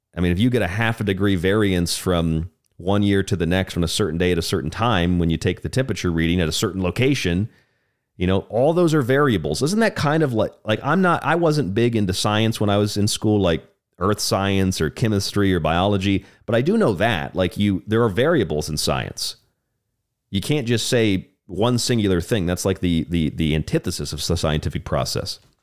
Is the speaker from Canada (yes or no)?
no; Tampa, Florida, United States; now in Tucson, United States; I grew up in Florida. I'm from Florida. I'm a Florida man.